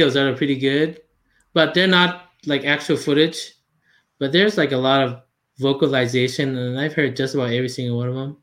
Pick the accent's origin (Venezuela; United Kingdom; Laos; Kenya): Laos; English is a second language; moved away; I'm from Laos.